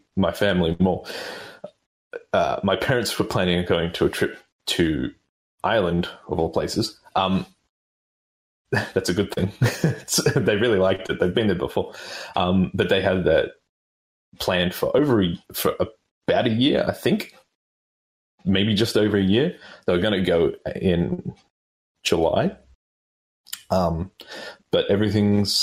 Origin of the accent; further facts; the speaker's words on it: Melbourne, Victoria, Australia; now in Sydney, Australia; I'm not originally from Sydney. I'm from Melbourne